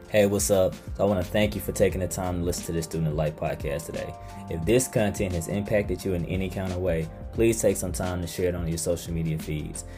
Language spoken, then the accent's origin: English; Palm Bluff, United States; moved away as an adult; I grew up in Palm Bluff